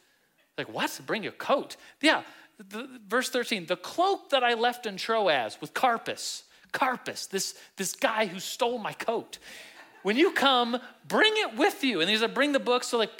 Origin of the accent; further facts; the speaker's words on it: Turkey; born there; my dad was stationed in the Air Force, in an Air Force base in Turkey, and 44 years ago, I was born in Turkey.